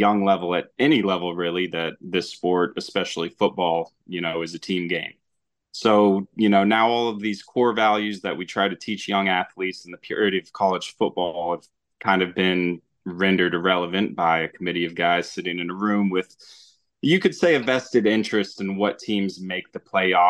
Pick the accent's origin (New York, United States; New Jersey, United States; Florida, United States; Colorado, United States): Florida, United States; Tallahassee; I grew up in Tallahassee, going to all the home games